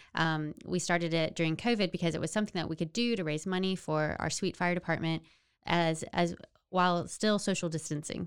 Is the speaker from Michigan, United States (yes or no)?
no; Florence, Texas, United States; moved away as an adult; now in Salado, United States; I grew up in Florence